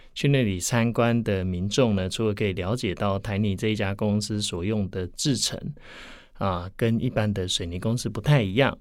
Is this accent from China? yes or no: no; Taiwan; 在我们台湾这边